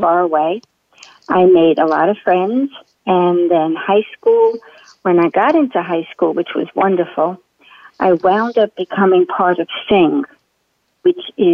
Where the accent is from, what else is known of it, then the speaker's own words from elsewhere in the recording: New York City, New York, United States; also born or lived in Brooklyn, New York; I originally was born in Lower Manhattan, I moved to Brooklyn at 11